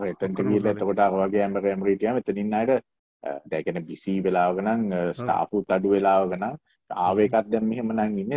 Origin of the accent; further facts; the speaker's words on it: Sri Lanka; moved away; ලංකාව අපේ රටීම